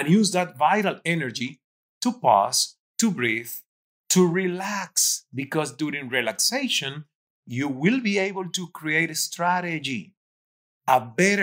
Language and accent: English; Cuba; English is a second language; moved away as an adult; also born or lived in Toronto, Canada; now in Miami, United States; I'm coming from Cuba, being 29, not speaking English